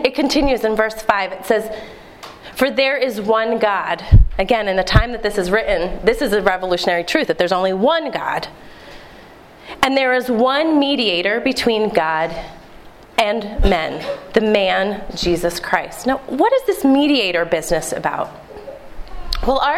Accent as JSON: {"language": "English", "town": "Philadelphia", "region": "Pennsylvania", "country": "United States", "tie": "born or raised there", "also_born_or_lived": "Delaware County, Pennsylvania", "said": "I'm a Philadelphia native. In fact, I was born in Delaware County"}